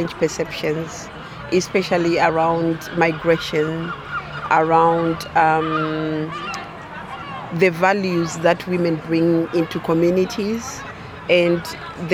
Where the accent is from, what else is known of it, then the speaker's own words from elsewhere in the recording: Zimbabwe; now in Coventry, United Kingdom; I am originally from Zimbabwe